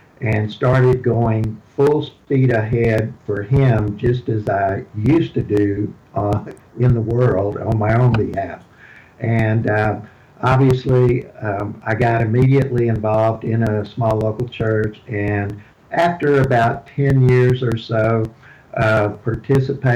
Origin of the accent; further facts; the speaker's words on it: Houston, Texas, United States; I was born and raised in Houston. You can tell that by my accent